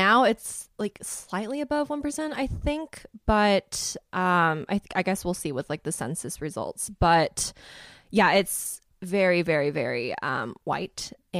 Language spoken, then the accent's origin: English; Memphis, Tennessee, United States; accent: Southern; moved away as an adult; also born or lived in small town (unnamed); now in Los Angeles, United States; I was born and raised in Memphis, Tennessee. And before that, I lived in a town with like less than 1,000 people in it.